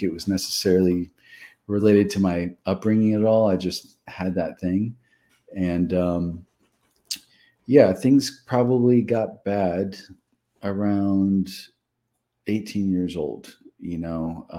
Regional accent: Los Angeles, California, United States; I was born and raised in Los Angeles, California

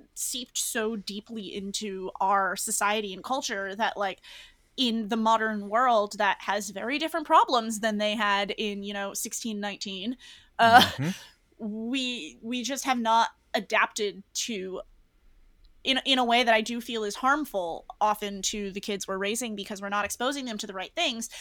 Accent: New England, United States; moved away; I'm from New England.

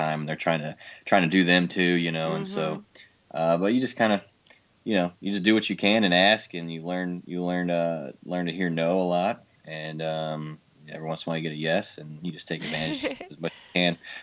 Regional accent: Belleville, Illinois, United States; moved away as an adult; now in Nashville, United States; I'm from a town called Belva, Illinois

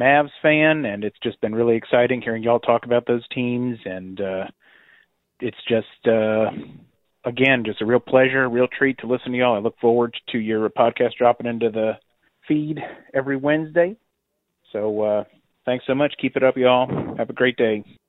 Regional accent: North Carolina, United States; now in Dallas, United States; I'm originally from North Carolina and I've been living in Dallas for the last several years

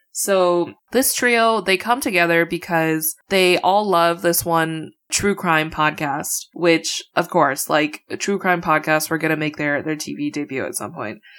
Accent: Midwest, United States; as a Midwesterner

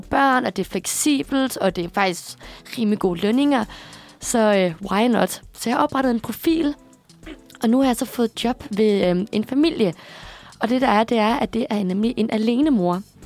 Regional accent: Aarhus, Central Denmark Region, Denmark; moved away as an adult; now in Copenhagen, Denmark

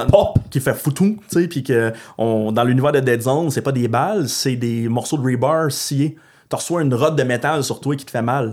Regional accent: Gatineau, Quebec, Canada; je viens de l'Outaouais

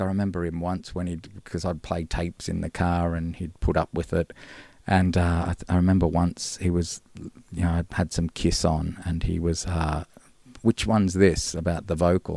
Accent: Gold Coast, Queensland, Australia; moved away as an adult; now in Melbourne, Australia; born in Melbourne yeah. and then grew up on the Gold Coast.

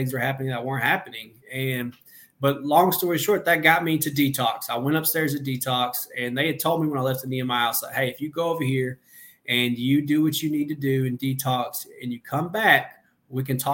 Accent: Benton, Arkansas, United States; also born or lived in Conway, Arkansas; I'm in Benton, my hometown

